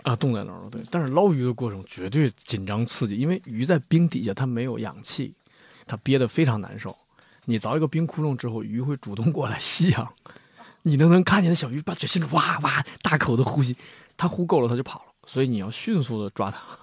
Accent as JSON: {"language": "Chinese", "region": "Heilongjiang", "country": "China", "tie": "born or raised there", "said": "就我黑龙江人"}